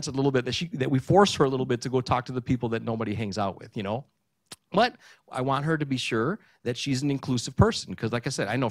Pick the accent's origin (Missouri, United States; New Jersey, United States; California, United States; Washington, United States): California, United States; Burbank; first language Greek; English is a second language; also born or lived in Maryland; growing up in Burbank